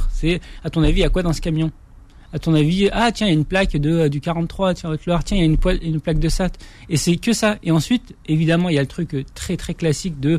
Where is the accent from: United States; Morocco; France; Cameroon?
Morocco; de, de, de, mon enfance au Maroc.